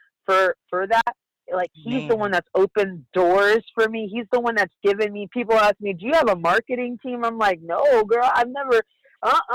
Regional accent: San Diego, California, United States; I'm from San Diego, California

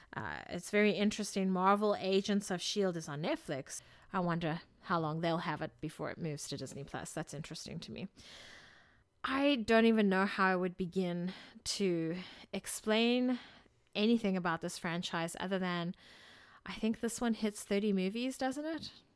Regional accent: South Africa; moved away; I grew up in South Africa

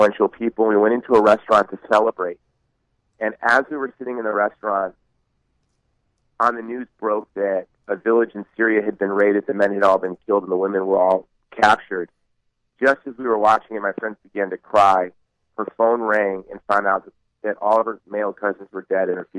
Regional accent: Honolulu, Hawaii, United States; my hometown, Honolulu, Hawaii.

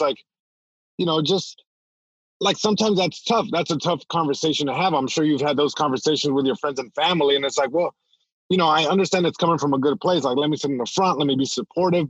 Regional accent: Long Beach, California, United States; first language Spanish; English is a second language; I'm born in Long Beach, California, born and raised. And even though I'm born here in the States, like my first language was Spanish

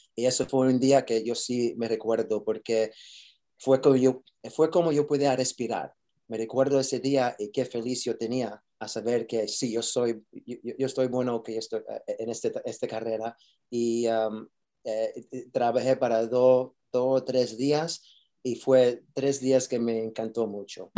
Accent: New York, United States; Spanish is a second language; yo soy de Nueva York

